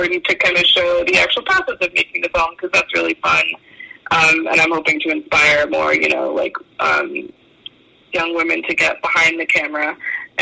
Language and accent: English; New England, United States; growing up in New England with the change of seasons